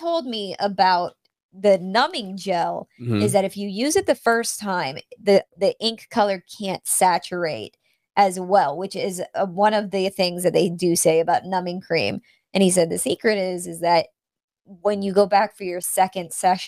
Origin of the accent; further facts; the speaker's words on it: North Carolina, United States; North Carolina